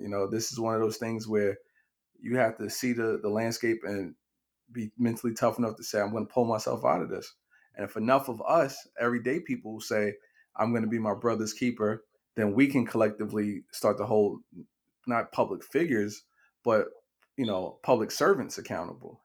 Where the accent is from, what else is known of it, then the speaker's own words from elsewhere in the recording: New York City, New York, United States; Growing up in Brownsville